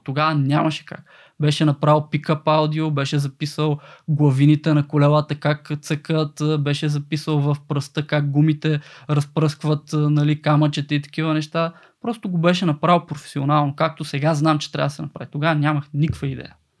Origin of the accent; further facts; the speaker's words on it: Kardzhali, Kardzhali Province, Bulgaria; съм родом от Кърджили